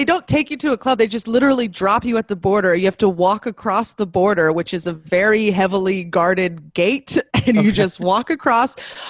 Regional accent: Northern California, United States; I'm from Northern California

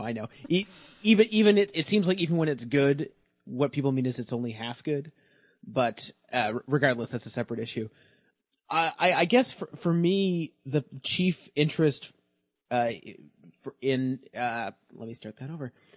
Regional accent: Canada; now in Toronto, Canada; I'm from the country that Toronto is

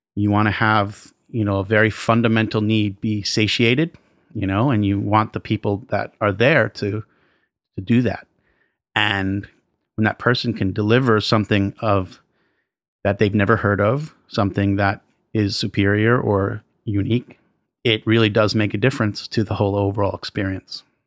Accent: New York City, New York, United States; I grew up in and around New York City

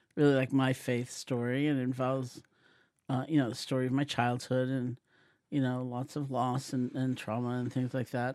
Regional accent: New York City, New York, United States; I grew up in New York City in Washington Heights, an Eastern European Jewish neighborhood.

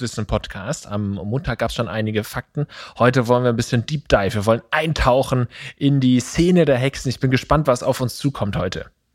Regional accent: Eppingen, Baden-Württemberg, Germany; meiner Heimatstadt Epping

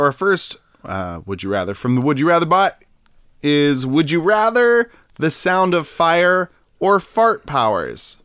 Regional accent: California, United States; I'm from California

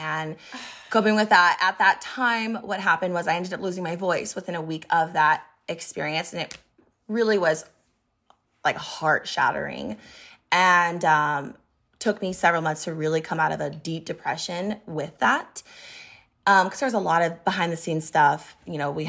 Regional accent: Montana, United States; moved away; also born or lived in Boise, Idaho; I moved to Boise. I'm from Montana

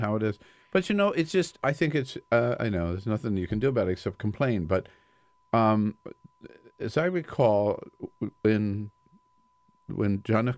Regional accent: Delaware, United States; I'm from Delaware

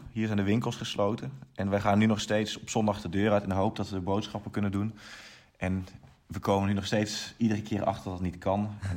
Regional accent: Eindhoven, North Brabant, Netherlands; also born or lived in Nijmegen; now in Germany; ik kom eigenlijk uit Eindhoven

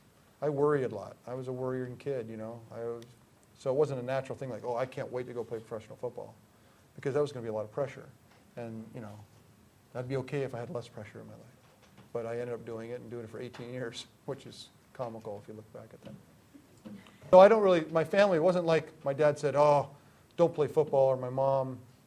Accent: Greenwich, Connecticut, United States; I grew up in Greenwich, Connecticut, and Greenwich is not the hotbed of football. It's a bedroom community of New York, more known for golf and tennis than football.

